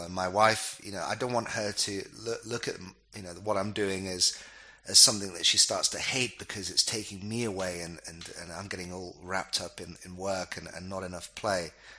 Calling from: Dubai, United Arab Emirates; I'm calling you from Dubai, and it's by choice.

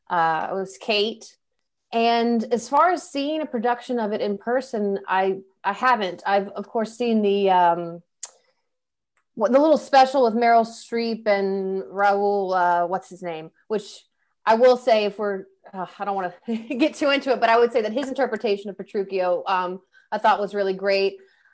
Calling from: Metairie, Louisiana, United States; I am reading from Metairie, Louisiana, which is essentially New Orleans, Louisiana.

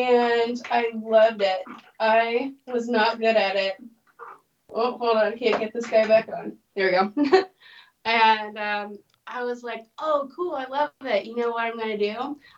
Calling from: Normal, Illinois, United States; I live in the middle of nowhere in Illinois. It's called Normal.

